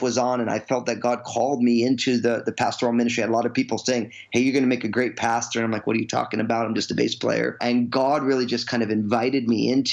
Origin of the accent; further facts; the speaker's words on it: Northeast, United States; also born or lived in New Jersey; now in Washington, United States; I grew up in the Northeast, all kind of Italian, a non-Christian Catholic family.